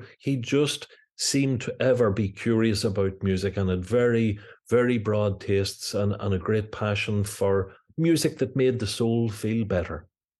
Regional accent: Belfast, Northern Ireland, United Kingdom; Well, I was born in 1962. Family here in North Belfast. My mother was from Derry City, but moved to Belfast in the 50s, met my father, who was born in Belfast, and we grew up in a very musical household.

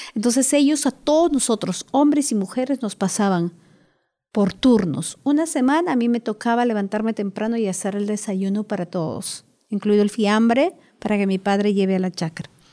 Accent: Moyobamba, San Martín, Peru; moved away as an adult; now in Lima, Peru; Nací en la selva de Perú, por lo cual soy una privilegiada. Y estudié hasta terminar la secundaria en, Moyobamba, que es mi pueblo

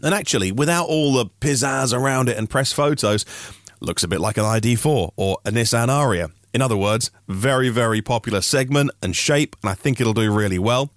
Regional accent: Norfolk, East of England, United Kingdom; I'm from Norfolk

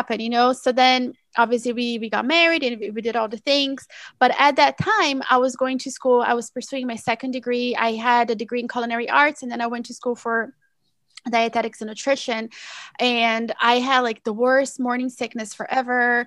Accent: Brazil; now in United States; I'm originally from Brazil

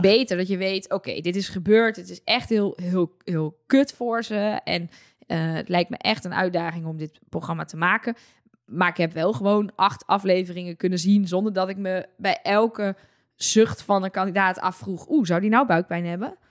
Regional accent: Netherlands; wij als Nederlanders

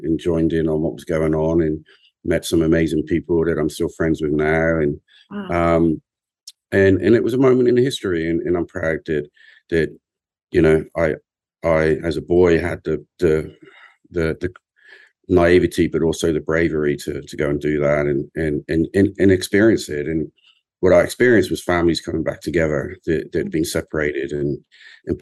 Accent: England, United Kingdom; as an Englishman, an English young man, a boy

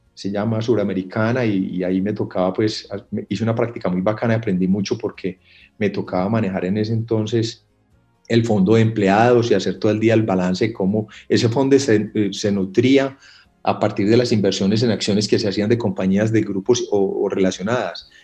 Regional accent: Paisa, Antioquia, Colombia; yo vengo de una familia muy comerciante, como buenos paisas.

